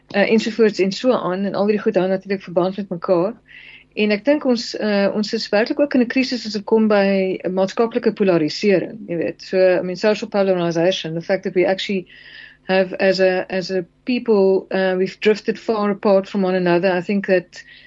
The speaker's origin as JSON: {"language": "Afrikaans", "country": "South Africa", "said": "as alle Suid-Afrikaners"}